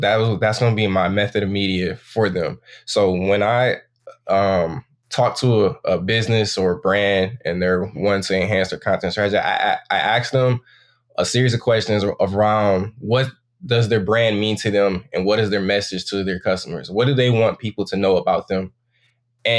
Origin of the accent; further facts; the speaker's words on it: Saginaw, Michigan, United States; I'm from Saginaw, Michigan, and I'm 24 years old.